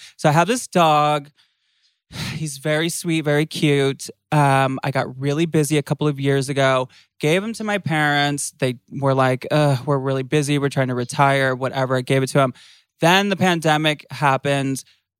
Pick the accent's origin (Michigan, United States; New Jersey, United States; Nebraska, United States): Michigan, United States; now in California, United States; I'm from Michigan.